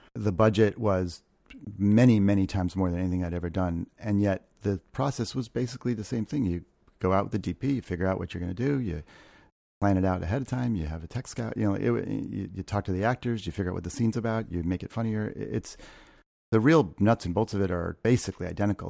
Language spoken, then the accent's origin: English; Ohio, United States; moved away; also born or lived in New York; I grew up in Ohio